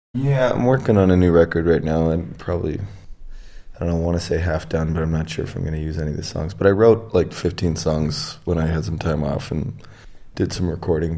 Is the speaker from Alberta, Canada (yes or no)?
yes; Edmonton, Alberta, Canada; moved away; I came from Edmonton, in Canada